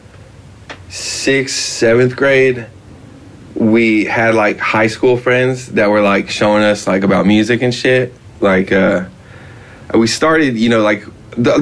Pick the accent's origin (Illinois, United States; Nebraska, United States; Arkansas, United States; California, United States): California, United States; Rancho Palos Verdes; also born or lived in San Pedro; We grew up in Rancho Palos Verdes in, like, the landslide area, like, along the coast